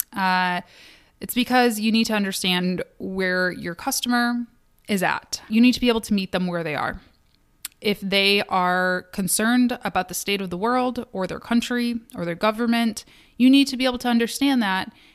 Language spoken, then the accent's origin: English; Kalamazoo, Michigan, United States; born or raised there; now in Detroit, United States